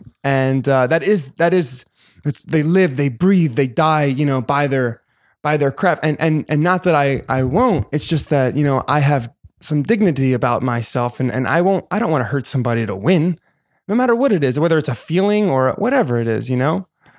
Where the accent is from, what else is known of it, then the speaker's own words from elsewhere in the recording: East Coast, United States; You know, I grew up on the East Coast.